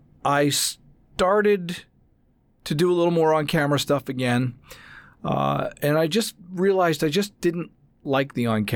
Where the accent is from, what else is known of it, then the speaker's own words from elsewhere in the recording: New Jersey, United States; moved away as an adult; now in Los Angeles, United States; I'm a Jersey boy.